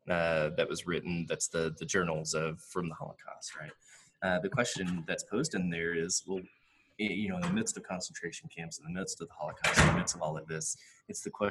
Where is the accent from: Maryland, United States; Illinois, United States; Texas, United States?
Texas, United States; West; Growing up in West Texas